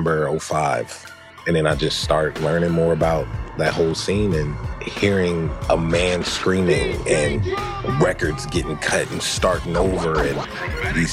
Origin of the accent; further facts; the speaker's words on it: Hawthorne, California, United States; I'm from Hawthorne, California, and that place, like, as much as I'm happy I grew up there